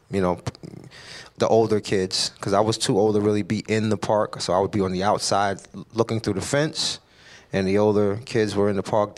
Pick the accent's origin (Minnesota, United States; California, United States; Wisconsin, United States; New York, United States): New York, United States; New York City; I was born and raised in Brownsville, Brooklyn.